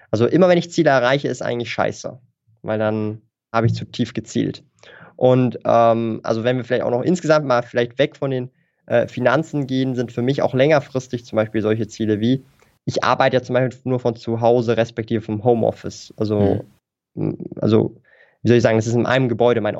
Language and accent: German; Switzerland; accent: Swiss; ich weiß nicht, hört man meinen Akzent? So den Schweizer Akzent?